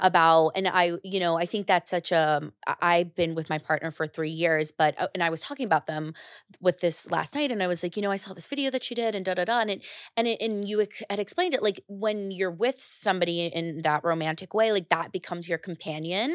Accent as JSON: {"language": "English", "country": "United States", "tie": "born or raised there", "lives_now": "New York City, United States", "said": "I grew up right outside New York"}